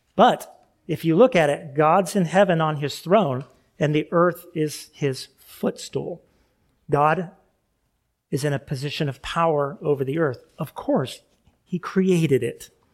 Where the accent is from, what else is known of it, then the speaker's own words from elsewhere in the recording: California, United States; moved away; I grew up in California